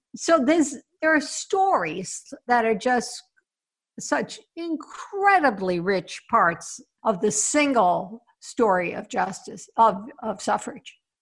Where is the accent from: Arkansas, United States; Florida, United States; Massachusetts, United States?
Massachusetts, United States; Boston; Boston's my hometown